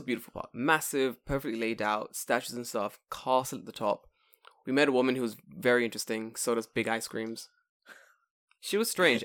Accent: United Kingdom; now in Japan; I'm from the U K

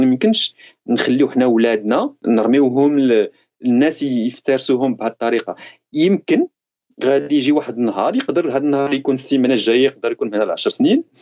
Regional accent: Morocco; moved away as an adult; now in France; انني مثلا كانسان مغربي وجاي من حي السلام وجاي من الفقر

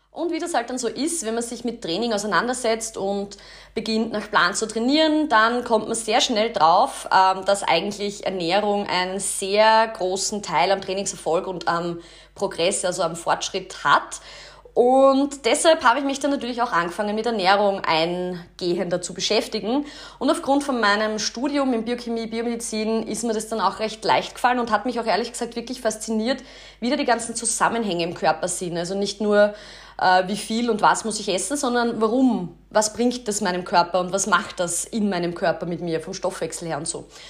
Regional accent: Kapfenberg, Styria, Austria; also born or lived in Graz; ich komme aus Kapfenberg, das ist in der Steiermark, bin dort auch ins Gymnasium gegangen

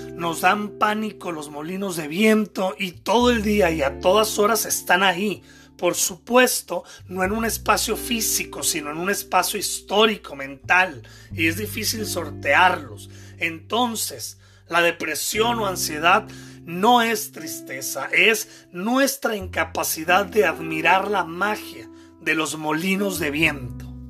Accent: Mexico; soy de México

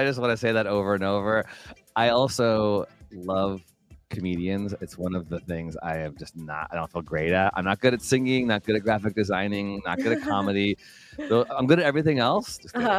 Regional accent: Illinois, United States; from Illinois, but I go there I have some work there every year.

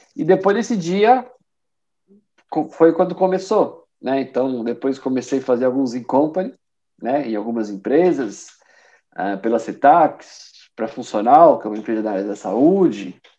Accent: São Bernardo do Campo, São Paulo, Brazil; moved away as an adult; now in Porto, Portugal; eu sou de São Paulo, né? Nasci em São Paulo, na grande ABC, né? Sou de São Bernardo e moro aqui no Porto tem dois anos.

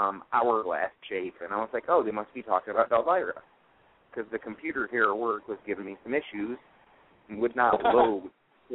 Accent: Michigan, United States; I'm from Michigan

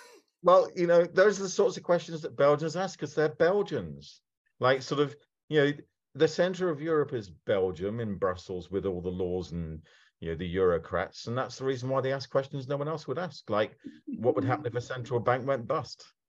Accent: United Kingdom; I am very British

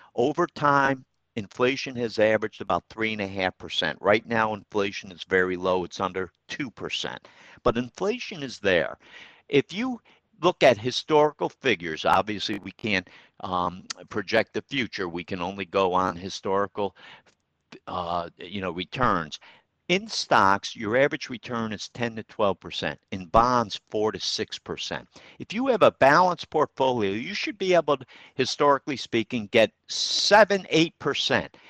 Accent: Troy, New York, United States; historic downtown Troy. It's my hometown

